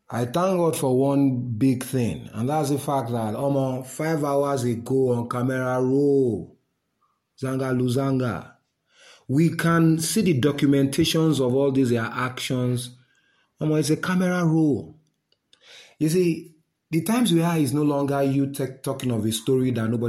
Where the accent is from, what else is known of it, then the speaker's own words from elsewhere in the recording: Nigeria; I'm a Nigerian